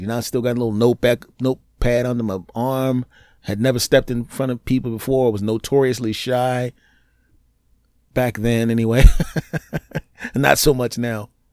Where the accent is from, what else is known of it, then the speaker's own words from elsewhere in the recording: Philadelphia, Pennsylvania, United States; moved away; My hometown down there in Philly